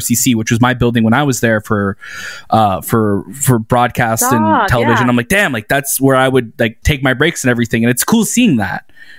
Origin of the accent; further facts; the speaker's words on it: Toronto, Ontario, Canada; we're from Toronto